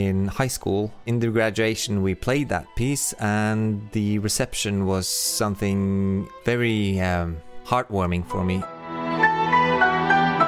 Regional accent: Oslo, Norway; I'm a composer from Oslo, Norway.

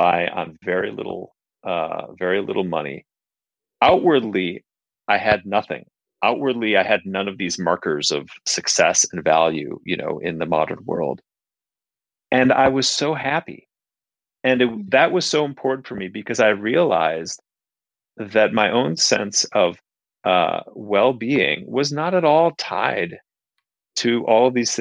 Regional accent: Minneapolis, Minnesota, United States; moved away as an adult; also born or lived in Kathmandu, Nepal; I grew up in Minneapolis in the Midwest

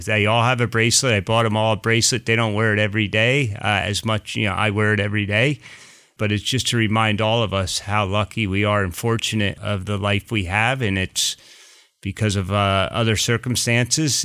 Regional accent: Pennsylvania, United States; also born or lived in New Jersey; I was born in New Jersey and then lived, you know, after four my, the rest of my life in Pennsylvania.

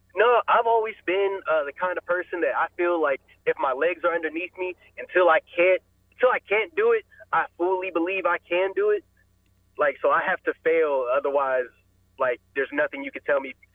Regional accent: Powell, Ohio, United States; I went to high school in uh, Powell, Ohio. Went to Olentangy Liberty

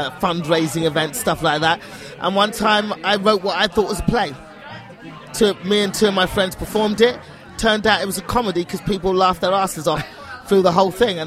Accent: United Kingdom; I'm British.

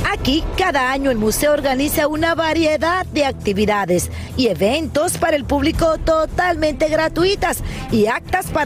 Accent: Puerto Rico; soy de Puerto Rico.

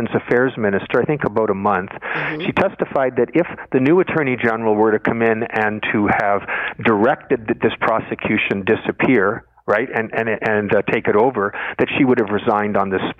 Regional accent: Canada; as a Canadian

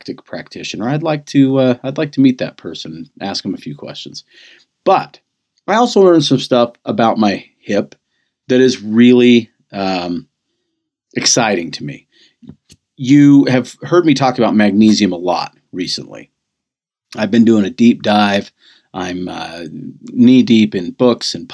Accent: United States; being an American

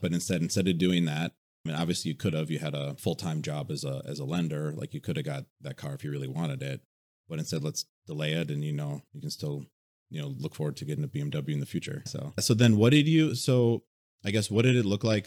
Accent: Wisconsin, United States

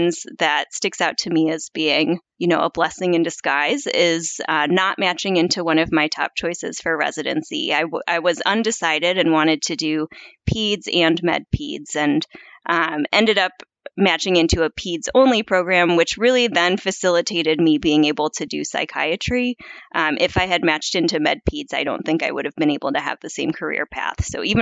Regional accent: Midwest, United States; now in East Coast, United States; I would describe myself as a Midwesterner who now lives on the East Coast

